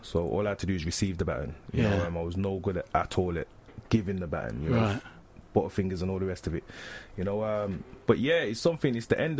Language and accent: English; Birmingham, West Midlands, United Kingdom; I'm from Birmingham originally. I'm a very homely person.